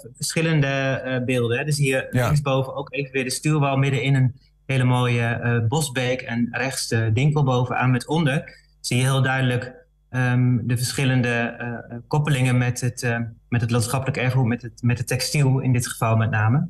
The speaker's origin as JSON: {"language": "Dutch", "town": "Balkbrug", "region": "Overijssel", "country": "Netherlands", "tie": "born or raised there", "said": "Ik ben geboren in, wel in, in Overijssel, maar in, de, in Balkbrug"}